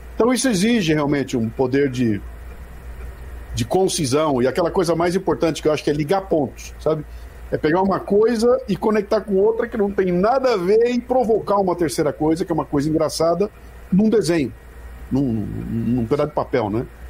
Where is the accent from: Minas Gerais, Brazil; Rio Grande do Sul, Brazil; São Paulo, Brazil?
São Paulo, Brazil; Bauru; moved away as an adult; Sou de Bauru, interior de São Paulo